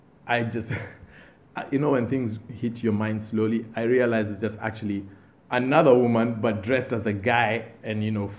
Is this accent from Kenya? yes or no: yes; Kenya; moved away as an adult; where are you from? And I say, Kenya